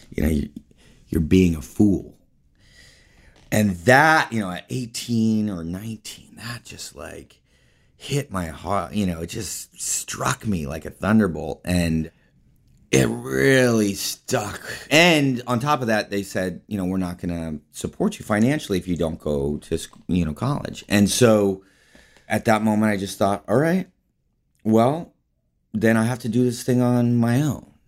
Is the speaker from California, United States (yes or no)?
yes; Palo Alto, California, United States; born or raised there